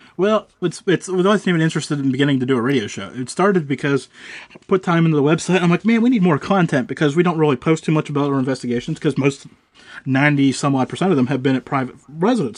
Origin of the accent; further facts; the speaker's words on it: Pennsylvania, United States; I'm from Pennsylvania